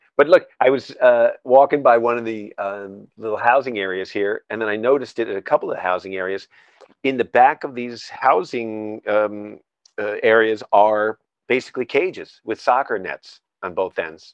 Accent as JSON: {"language": "English", "country": "United States", "said": "as an American"}